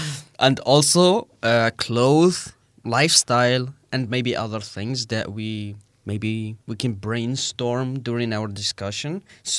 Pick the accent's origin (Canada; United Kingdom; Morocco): Morocco; northern Morocco; born or raised there